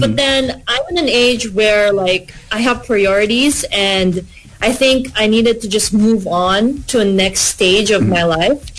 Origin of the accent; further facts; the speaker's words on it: Philippines; moved away as an adult; now in Australia; I'm from the Philippines